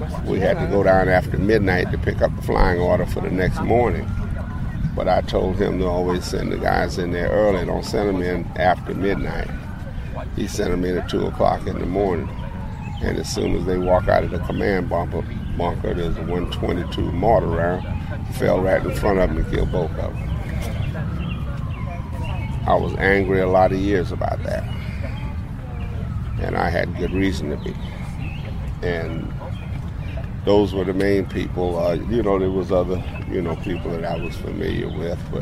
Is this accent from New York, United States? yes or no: no; South Carolina, United States; now in Maryland, United States; I was born in South Carolina, and the reason I enlisted is there was no jobs or anything like